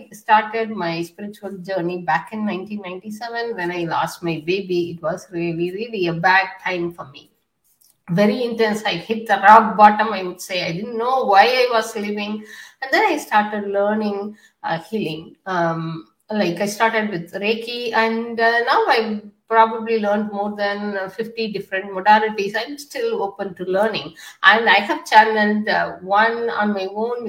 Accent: India; also born or lived in United Kingdom; now in United States; I was born in India in a patriarchal society

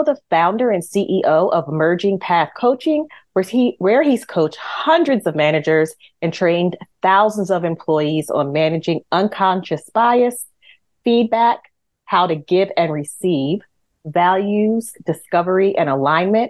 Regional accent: New Jersey, United States; I'm from New Jersey.

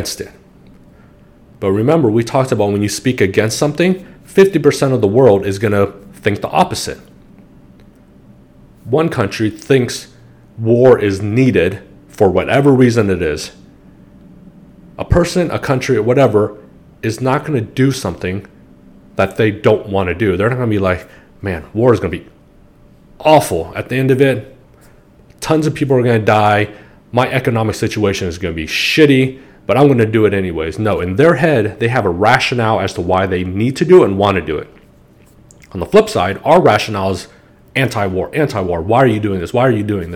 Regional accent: United States; I'm Asian American.

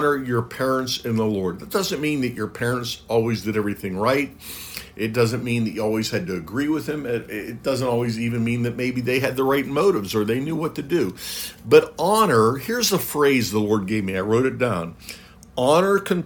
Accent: United States; I'm speaking as an American

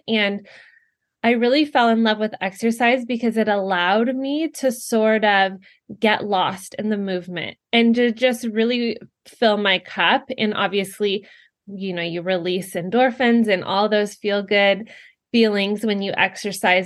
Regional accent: California, United States; moved away as an adult; now in Ohio, United States; I'm originally from California and born and raised there

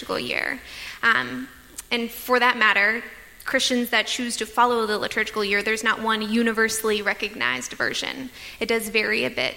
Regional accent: Tampa, Florida, United States; for me, growing up in Tampa

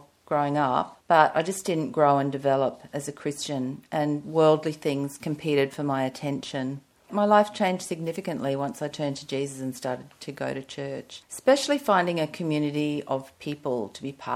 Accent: Brisbane, Queensland, Australia; I grew up in Brisbane, in a church-going home

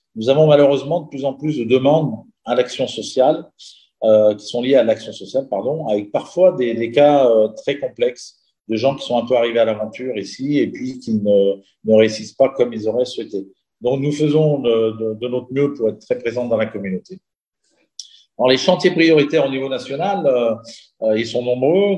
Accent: Chambéry, Auvergne-Rhône-Alpes, France; moved away as an adult; also born or lived in Entremont valley, Chartreuse / Chamonix; now in Dubai, United Arab Emirates; je suis originaire donc de la vallée des Entremonts, en Chartreuse. J'ai passé mon enfance à Chambéry

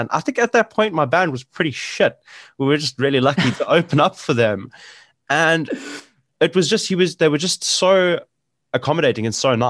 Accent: Johannesburg, Gauteng, South Africa; I'm originally from Joburg, from the West Rand.

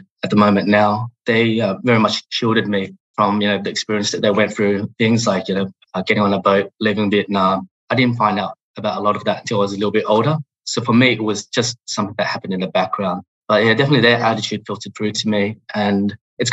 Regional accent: Australia; English is a second language; also born or lived in Hong Kong; growing up in Australia was fantastic.

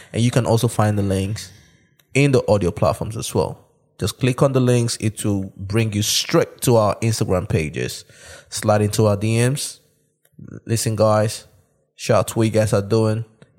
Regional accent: Nigeria; born there; I was born in Nigeria.

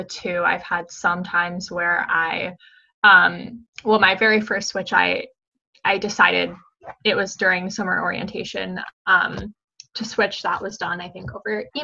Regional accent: Washington, D.C. area, District of Columbia, United States; moved away as an adult; now in Los Angeles, United States; I'm from the DC area

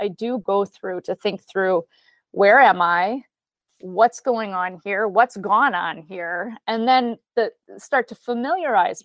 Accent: Flint, Michigan, United States; I grew up in Michigan, from Flint, Michigan specifically

